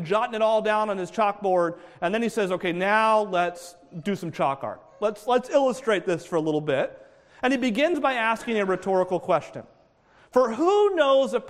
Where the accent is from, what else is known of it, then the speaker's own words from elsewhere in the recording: New Hampshire, United States; I grew up in New Hampshire